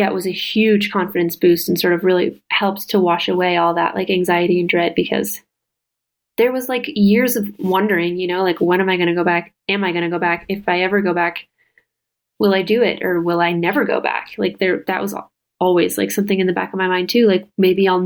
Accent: Midwest, United States; moved away; growing up in the Midwest and there wasn't a single gay kid in our school

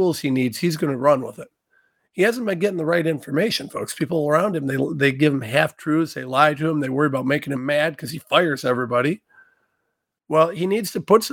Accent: Ohio, United States; I'm a nobody from Ohio.

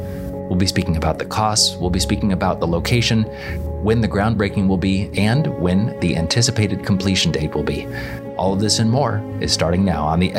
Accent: St. Marys, Kansas, United States; I grew up in St. Mary's. I spent 30 years of my life there, just about 30 years.

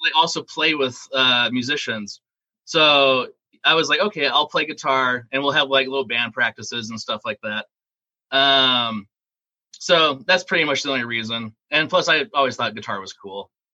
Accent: Phoenix, Arizona, United States; also born or lived in Wisconsin Rapids, Wisconsin; I was born in Wisconsin, and then I moved from there when I was six and we moved to Arizona, and I've been here ever since. So I've basically been raised in Phoenix

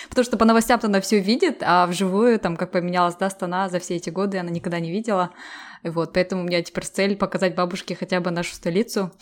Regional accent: Almaty, Kazakhstan; now in London, United Kingdom; сама родом с Алматы

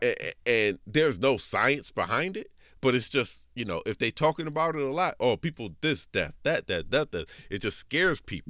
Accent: United States; I'm, I'm American

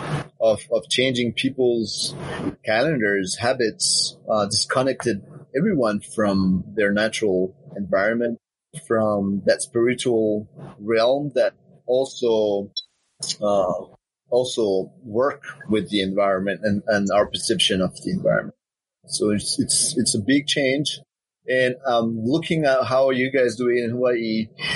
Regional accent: Windward Islands, French Polynesia; now in Papeete, French Polynesia; I was born here in Papeete, where I live right now, and but I grew up in Moorea in Papetoe

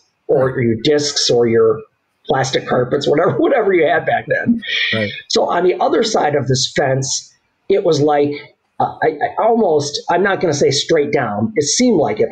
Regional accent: Southgate, Michigan, United States; born or raised there

